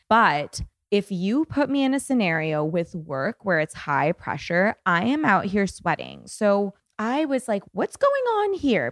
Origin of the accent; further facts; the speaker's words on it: Toronto, Ontario, Canada; now in Los Angeles, United States; I'm from Toronto originally, and coming to L